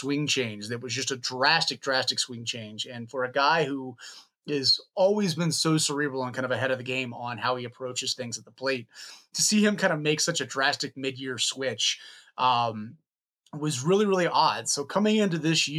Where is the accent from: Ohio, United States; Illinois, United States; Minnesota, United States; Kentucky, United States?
Kentucky, United States; Lexington; I grew up in Lexington, Kentucky, just like an hour south of Cincinnati